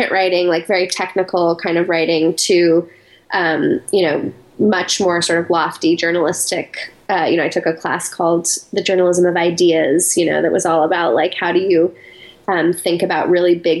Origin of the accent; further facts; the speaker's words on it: Colorado Springs, Colorado, United States; moved away as an adult; also born or lived in New York City, United States; I grew up in Colorado Springs, Colorado